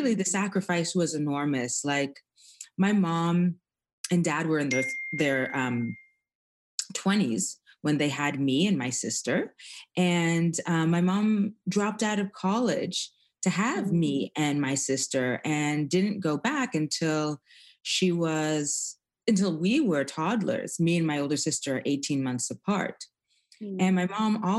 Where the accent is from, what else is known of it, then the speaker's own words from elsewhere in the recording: Toronto, Ontario, Canada; I was born in Toronto, Canada, as a second generation immigrant